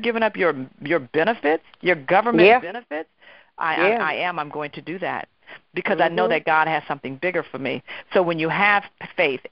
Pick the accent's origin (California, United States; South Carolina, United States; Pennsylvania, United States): California, United States; Oakland; moved away as an adult; now in New York, United States; I was actually transitioning from Oakland, California, where I was born and raised, go Oaktown, to New York